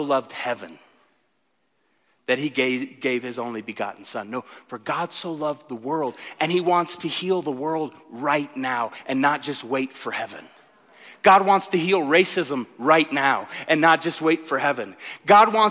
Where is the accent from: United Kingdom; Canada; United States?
United States; Tulsa, Oklahoma; I grew up in Tulsa, Oklahoma